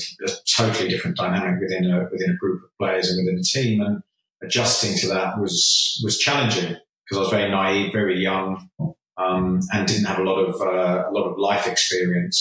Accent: Jersey; moved away as an adult; growing up in Jersey and playing amateur football till I was 18

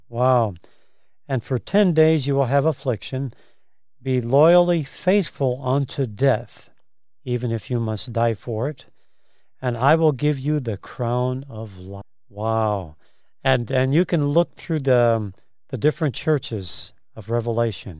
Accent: Chicago, Illinois, United States; moved away; I'm from Chicago originally

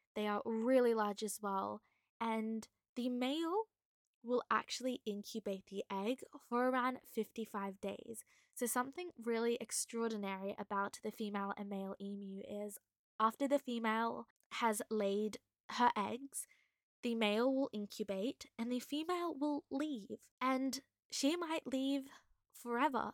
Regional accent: Queensland, Australia; I am from Queensland. I live in the Sunshine State

